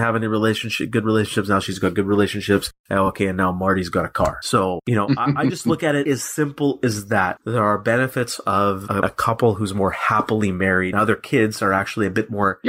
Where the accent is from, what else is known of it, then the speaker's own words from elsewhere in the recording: Canada; We're Canadian